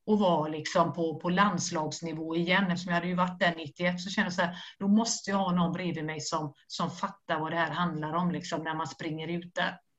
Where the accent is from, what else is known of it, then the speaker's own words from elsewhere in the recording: Skellefteå, Västerbotten County, Sweden; now in Stockholm, Sweden; jag har precis flyttat till Stockholm, det är inte så att du behöver en, en målvaktstränare, jag kommer från, från Skellefteå.